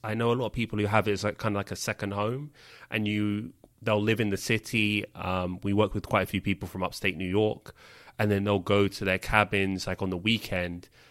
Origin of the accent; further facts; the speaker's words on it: London, United Kingdom; moved away; I grew up in London